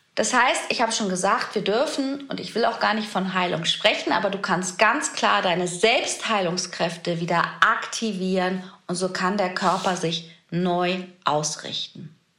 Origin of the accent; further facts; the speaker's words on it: Germany; hier bei uns in Deutschland